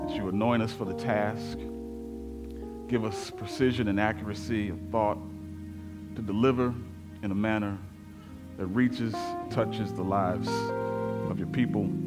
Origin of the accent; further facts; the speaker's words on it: Memphis, Tennessee, United States; moved away; I spent a lot of years here, but I am from Memphis